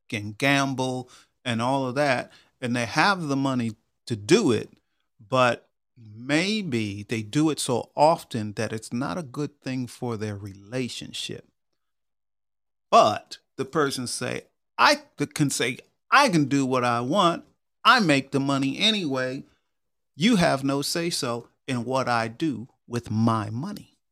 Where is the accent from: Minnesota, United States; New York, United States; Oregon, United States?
New York, United States; Long Island; moved away as an adult; also born or lived in Georgia; I grew up in New York, but out in Long Island, and I moved to Georgia when I was twenty-two years old